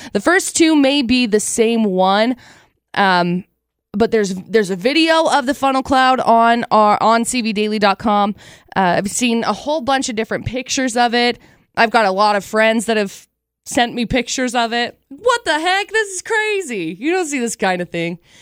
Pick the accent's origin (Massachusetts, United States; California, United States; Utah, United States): Utah, United States; Box Elder County; So I grew up in Box Elder County